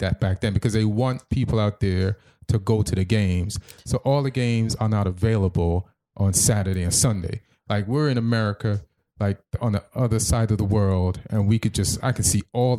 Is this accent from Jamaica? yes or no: yes; Jamaica; also born or lived in England; I was born in England to Jamaican parents, grew up in Jamaica